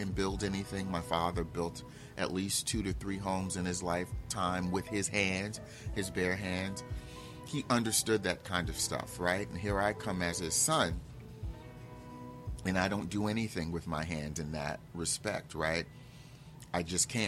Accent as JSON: {"language": "English", "town": "Newark", "region": "New Jersey", "country": "United States", "tie": "born or raised there", "said": "I grew up in Newark, where most of the men at the time were men based on what they had"}